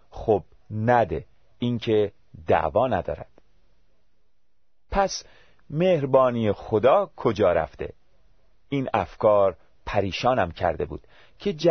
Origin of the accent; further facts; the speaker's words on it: Tehran, Tehran Province, Iran; born there; من در یک خانواده مسلمان و در یکی از محلات شلوغ و قدیمی در تهران به دنیا آمدم